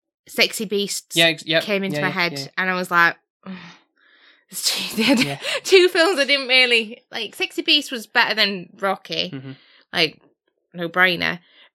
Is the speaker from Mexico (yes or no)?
no; United Kingdom; I like sarcasm. Yeah. I'm British.